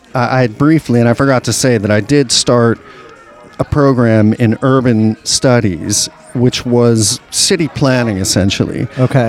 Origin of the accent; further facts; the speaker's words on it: New Orleans, Louisiana, United States; I grew up in New Orleans East until I was about 10